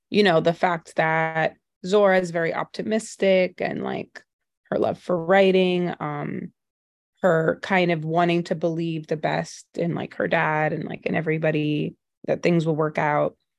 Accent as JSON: {"language": "English", "town": "New York City", "region": "New York", "country": "United States", "tie": "born or raised there", "said": "I grew up in Brooklyn, um, and then my mom is Trinidadian and my dad is Jamaican"}